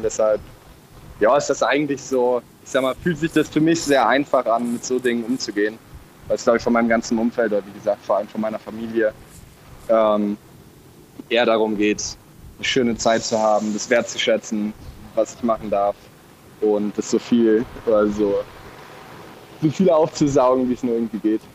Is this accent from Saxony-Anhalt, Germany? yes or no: no; Cologne, North Rhine-Westphalia, Germany; mit unserer kölschen, kölschen Art